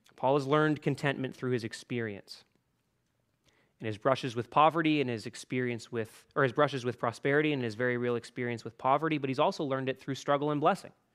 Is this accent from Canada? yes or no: yes; Canada; Canadian Christians